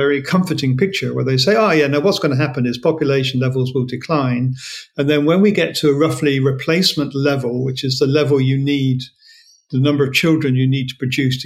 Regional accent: Australia; as an Australian

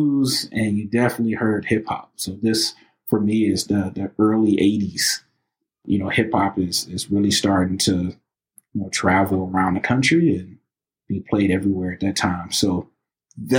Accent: Highland Park, Michigan, United States; also born or lived in Detroit, Michigan; born and raised in Highland Park, you know, also, you know, raised in the city of Detroit

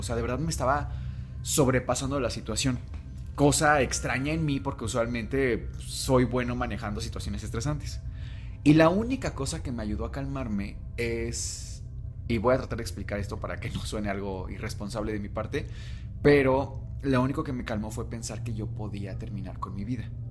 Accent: Mexico; vivimos todavía en un México

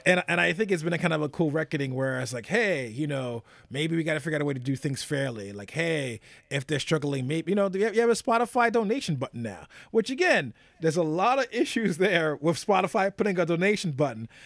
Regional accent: United States; as an American

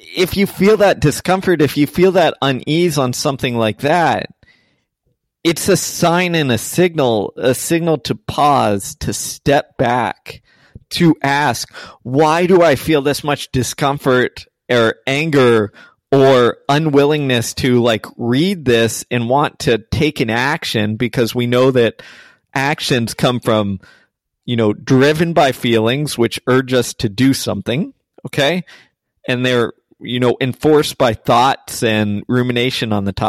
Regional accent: Texas, United States; I grew up in Texas

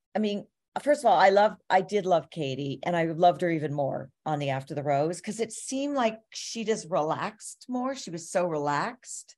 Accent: Toronto, Ontario, Canada; I'm from Toronto.

